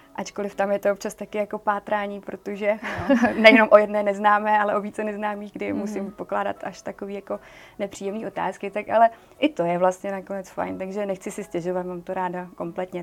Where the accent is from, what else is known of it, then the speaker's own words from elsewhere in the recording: Brno, South Moravian Region, Czechia; já pocházím z Brna